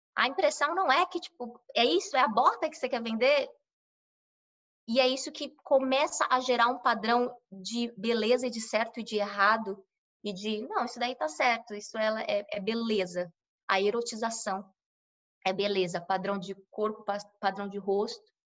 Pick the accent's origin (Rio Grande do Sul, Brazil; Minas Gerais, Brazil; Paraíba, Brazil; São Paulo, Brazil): São Paulo, Brazil; moved away as an adult; now in United States; sou brasileira, sou de São Paulo, paulistana da zona leste de São Paulo, menina de cidade grande.